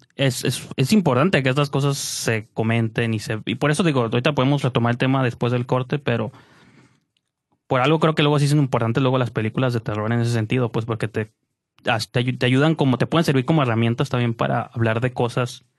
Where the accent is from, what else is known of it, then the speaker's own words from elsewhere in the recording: Mexico; como mexicano